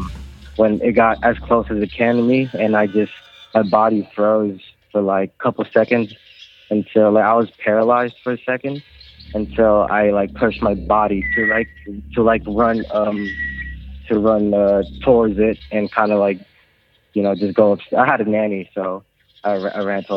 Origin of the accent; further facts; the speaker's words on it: Philippines; now in Los Angeles, United States; I was born and raised in the Philippines